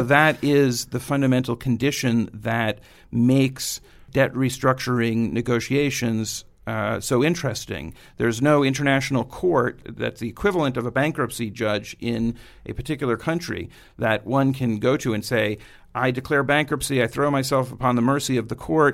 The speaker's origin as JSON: {"language": "English", "town": "New York City", "region": "New York", "country": "United States", "tie": "born or raised there", "said": "grew up in Queens, went to high school at Stuyvesant downtown."}